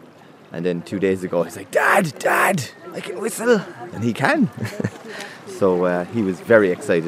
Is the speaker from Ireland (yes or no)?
yes; Cork, Munster, Ireland; I'm from Cork.